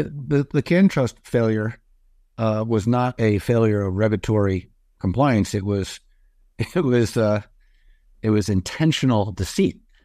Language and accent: English; California, United States; my home state